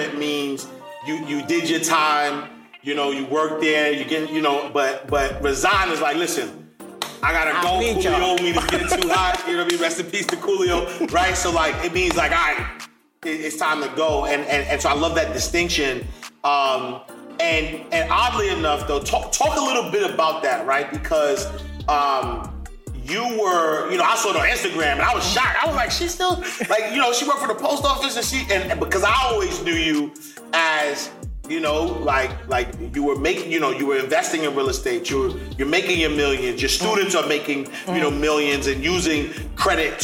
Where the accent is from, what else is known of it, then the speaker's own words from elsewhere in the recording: New York City, New York, United States; I grew up in the St. Nicholas Housing Projects in Harlem